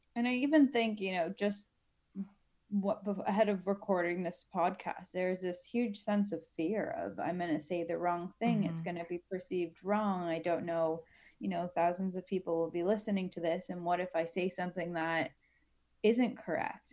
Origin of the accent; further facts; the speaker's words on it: Canada; I'm Canadian